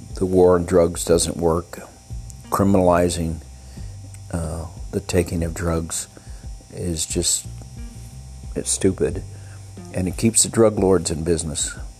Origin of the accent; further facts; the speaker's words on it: El Paso, Texas, United States; I grew up in El Paso